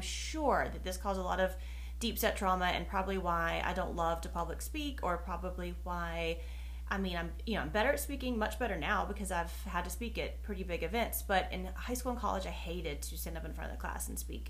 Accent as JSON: {"language": "English", "region": "North Carolina", "country": "United States", "said": "in the South, I'm from North Carolina, and in the South, most people talk very slowly, and I do not"}